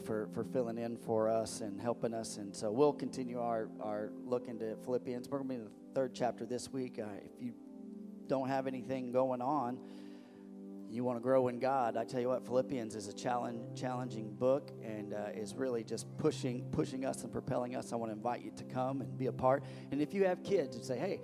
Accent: Missouri, United States; also born or lived in West Coast; now in Indiana, United States; the place that grew my bones. That's where I was born, in Missouri. So I am a Midwesterner.

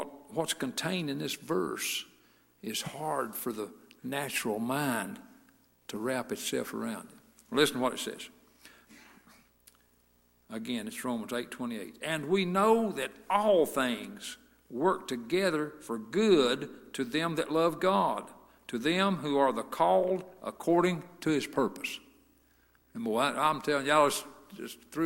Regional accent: Lima, United States; Rodney and I and Denny Hunter and Jerry Smith, four of us, we grew up together in Lima Missionary Baptist Church

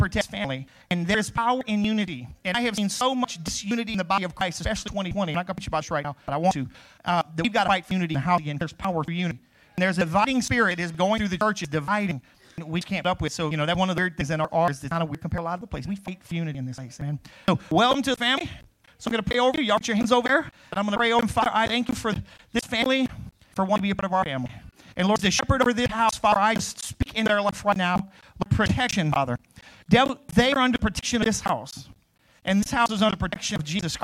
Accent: Crowley, United States; moved away; I grew up in Crowley, which is, you know, Westfields

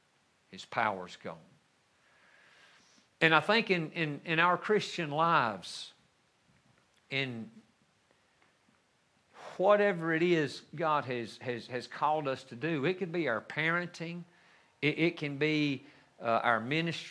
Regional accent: North Carolina, United States; we lived in the mountains of North Carolina, not my hometown, but even up higher on a mountain

